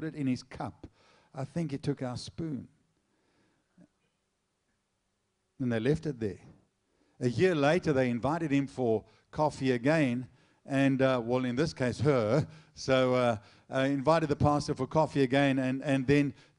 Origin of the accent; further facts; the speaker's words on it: South Africa; I'm South African